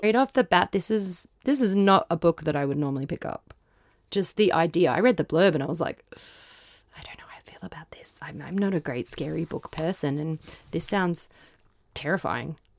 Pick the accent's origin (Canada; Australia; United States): Australia; Queensland; I'm from Queensland